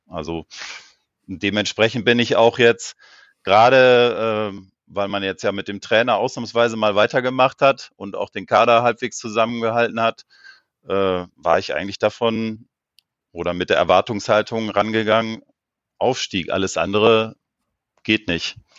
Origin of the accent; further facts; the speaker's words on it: Rheine, North Rhine-Westphalia, Germany; ich komme aus Rheine, das liegt äh, bei Münster.